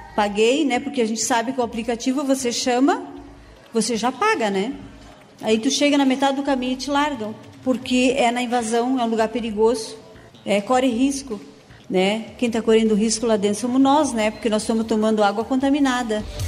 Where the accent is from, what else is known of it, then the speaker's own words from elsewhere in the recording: Ceará, Brazil; moved away as an adult; now in São Leopoldo, Brazil; Eu não sou daqui do sul, eu sou cearense. Moro aqui há cinco anos.